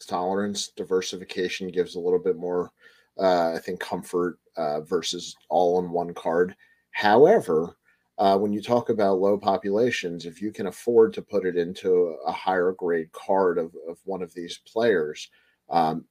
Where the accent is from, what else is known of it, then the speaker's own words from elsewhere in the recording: Baltimore, Maryland, United States; I'm from Baltimore